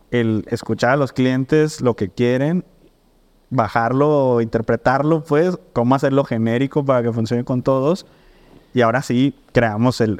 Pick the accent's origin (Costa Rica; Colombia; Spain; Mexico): Mexico; Mazatlán, Sinaloa; yo crecí pues en Mazatlán